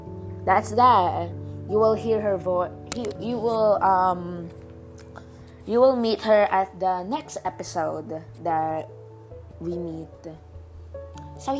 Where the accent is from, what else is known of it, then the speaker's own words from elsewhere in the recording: Philippines; English is a second language; English is not my first word. I'm actually Filipino